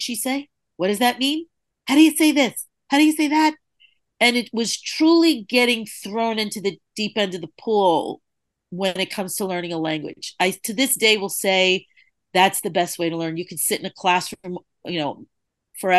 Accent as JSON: {"language": "English", "town": "New York City", "region": "New York", "country": "United States", "tie": "born or raised there", "said": "I grew up in New York City, you know, riding the subways in the late 70s, early 80s"}